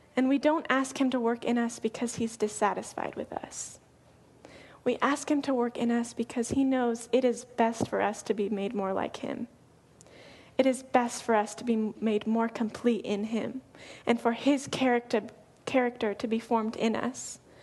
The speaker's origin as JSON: {"language": "English", "region": "Colorado", "country": "United States", "moved": "as an adult", "lives_now": "Oregon, United States", "said": "I'm from Colorado, and I moved here about a year and a half ago."}